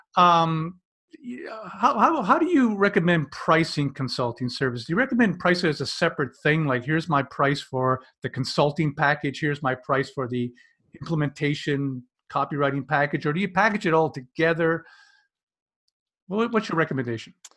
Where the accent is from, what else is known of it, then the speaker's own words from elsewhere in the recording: Canada; I'm a Canadian.